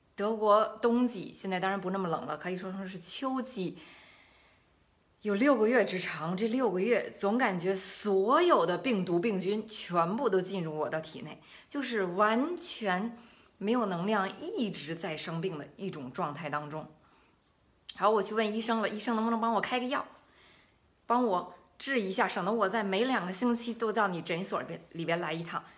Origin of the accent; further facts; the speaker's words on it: China; now in Germany; 我们中国人本来就是喜欢喜欢吃蔬菜的嘛